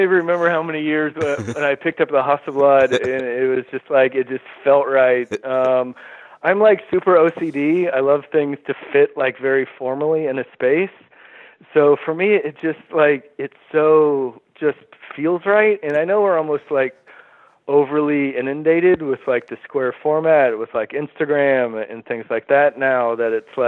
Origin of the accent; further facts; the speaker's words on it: Houston, Texas, United States; now in Brooklyn, United States; I grew up in a suburb of Houston, Texas